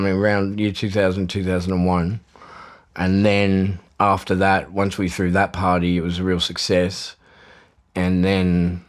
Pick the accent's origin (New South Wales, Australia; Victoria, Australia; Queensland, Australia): Victoria, Australia; Sherbrooke; also born or lived in Upper Ferntree Gully; I was born and raised in Sherbrooke